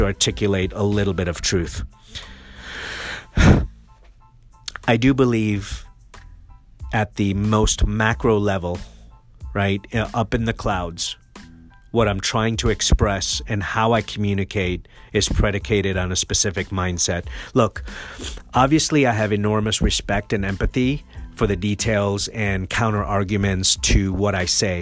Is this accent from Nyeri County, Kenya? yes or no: no; Nairobi, Kenya; also born or lived in Mombasa, Kenya; now in United States; I'm an immigrant and I was born in Mombasa and raised in Nairobi